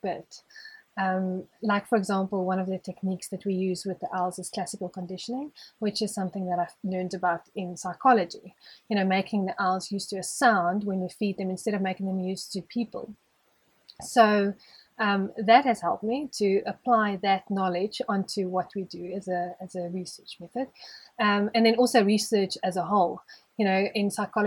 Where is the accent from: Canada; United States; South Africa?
South Africa; Johannesburg, Gauteng; now in Hartbeespoort, South Africa; In Joburg, but not like city Joburg. I grew up on a plot, which is the suburb's called Poortview